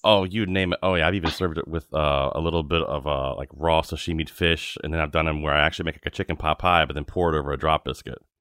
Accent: Virginia, United States; I grew up in Virginia

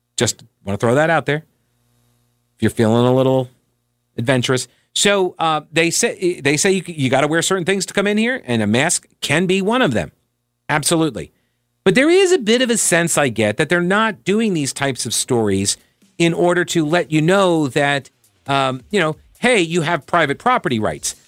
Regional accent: Long Island, New York, United States; now in Charlotte, United States; growing up on Long Island as I did

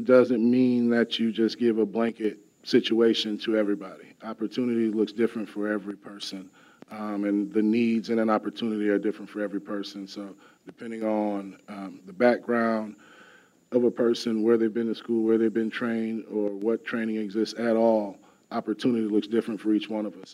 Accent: Wisconsin, United States; now in Madison, United States; I'm a Wisconsin native, but I'm not from Madison

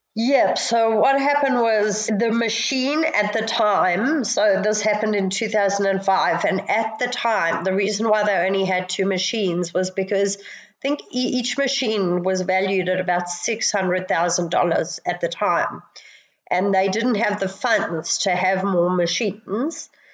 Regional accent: Johannesburg, Gauteng, South Africa; moved away as an adult; now in Sydney, Australia; I came from South Africa, which have, has very similar weather. Um, although because we were in, jo- in Johannesburg

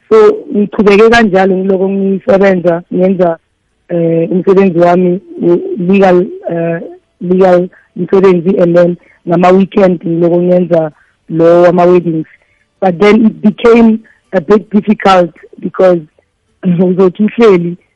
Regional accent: Vosloorus, Gauteng, South Africa; i'm from uh, the east rand efoslorus hmm. um, ngifunde lapho ngaqeda i-high school yam khona lapho

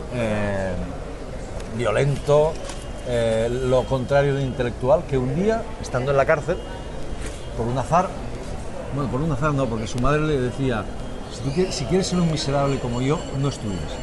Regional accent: Spain; now in Catalonia, Spain; los españoles también pensamos

